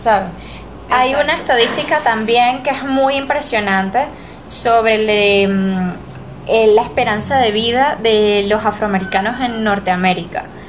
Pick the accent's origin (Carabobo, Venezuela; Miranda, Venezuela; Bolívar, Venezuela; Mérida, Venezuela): Mérida, Venezuela; also born or lived in Caracas; yo soy de Mérida